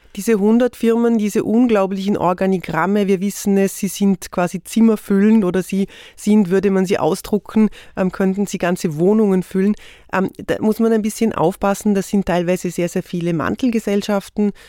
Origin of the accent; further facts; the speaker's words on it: Vorarlberg, Austria; Ich komme aus Vorarlberg.